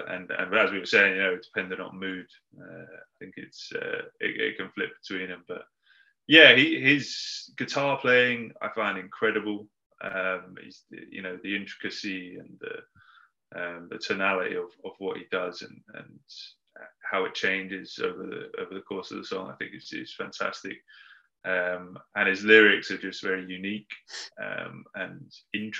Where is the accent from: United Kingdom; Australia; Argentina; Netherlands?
United Kingdom; Uxbridge, London; moved away as an adult; now in Manchester, United Kingdom; I'm from London originally. So I grew up in kind of West London, a place called Uxbridge